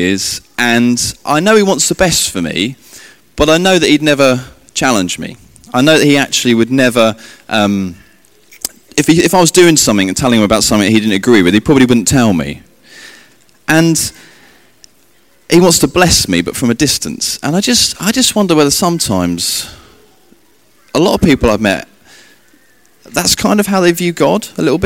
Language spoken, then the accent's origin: English; England, United Kingdom; me being English